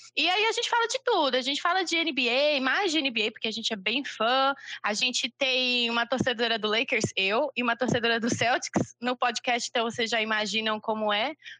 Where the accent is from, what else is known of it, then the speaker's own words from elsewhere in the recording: Niterói, Rio de Janeiro, Brazil; now in João Pessoa, Brazil; oficialmente eu sou de Niterói, Rio de Janeiro